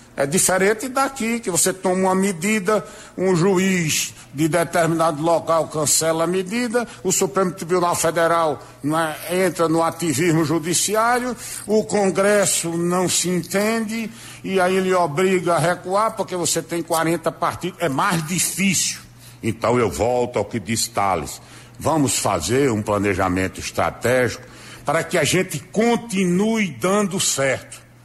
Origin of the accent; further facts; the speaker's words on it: Brazil; nós, como brasileiros